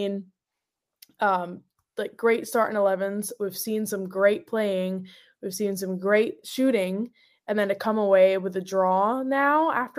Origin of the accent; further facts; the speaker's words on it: Scotland, United Kingdom; moved away; So, like, so when I came from Scotland to over here, I stepped off the plane and that heat was big difference.